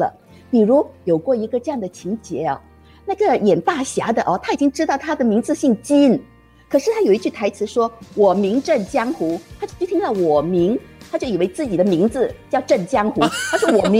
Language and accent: Chinese; Singapore; 因为我们新加坡人不了解配音是怎么样的